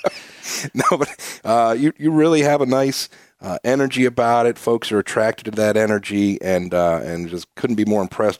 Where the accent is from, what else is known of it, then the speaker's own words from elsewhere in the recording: Ohio, United States; now in Peoria, United States; I'm a Midwesterner, originally from Ohio